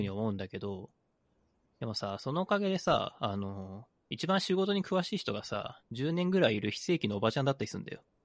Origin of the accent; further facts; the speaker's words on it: Aichi, Japan; 僕愛知県出身なので、基本的に輸出産業の街なんですよ